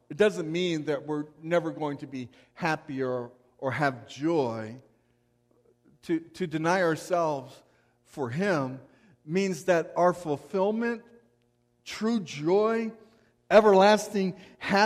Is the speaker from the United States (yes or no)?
yes; United States; as American believers